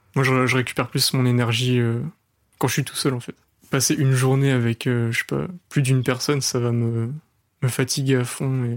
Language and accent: French; Le Mans, Pays de la Loire, France; je suis pas de Paris, je suis du Mans